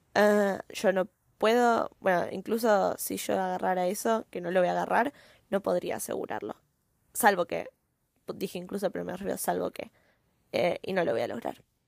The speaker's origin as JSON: {"language": "Spanish", "country": "Argentina", "said": "yo soy argentina, ¿no? Eh, en Argentina tenemos una cultura diferente"}